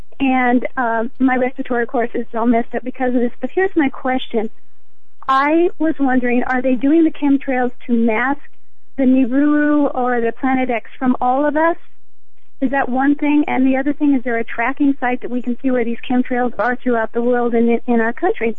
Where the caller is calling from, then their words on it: Iowa, United States; I live over here on the northwest corner of Iowa.